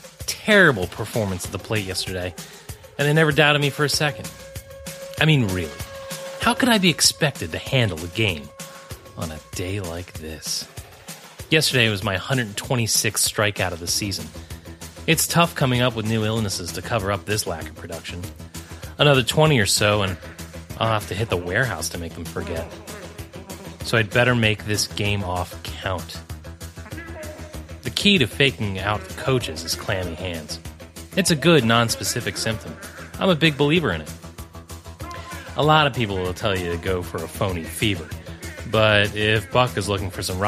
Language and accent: English; the South, United States; I'm not able to chew in New York, and I'm from the South, so I'm not a Yankee